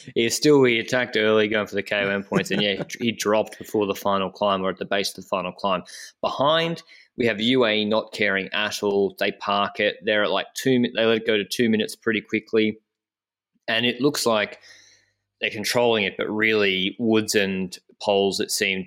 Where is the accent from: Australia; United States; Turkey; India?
Australia; Brisbane, Queensland; I'm from Australia, from Brisbane